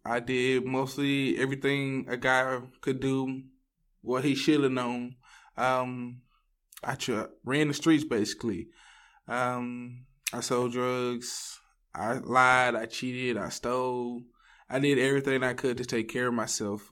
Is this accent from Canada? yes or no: no; Ville Platte, Louisiana, United States; moved away as an adult; now in Texas, United States; I'm from Ville Platte, Louisiana. I grew up there